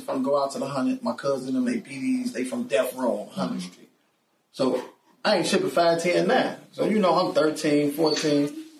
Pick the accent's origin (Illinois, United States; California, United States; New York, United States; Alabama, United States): Illinois, United States; Chicago; growing up on the East Side